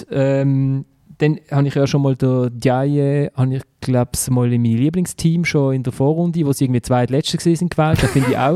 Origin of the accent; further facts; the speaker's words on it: Basel, Basel-Stadt, Switzerland; Ich finde, den Pascal Schürpf mag ich halt einfach als Basler.